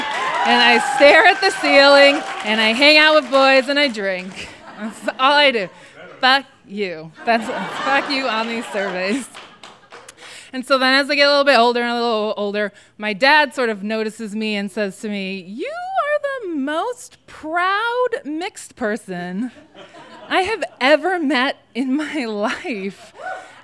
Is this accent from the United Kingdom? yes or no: no; New England, United States; my hometown is like very white and kind of racist for being in New England